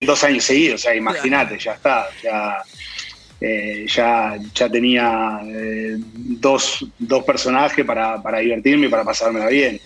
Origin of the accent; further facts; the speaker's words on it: Arrecifes, Buenos Aires Province, Argentina; en Arrecifes, de donde soy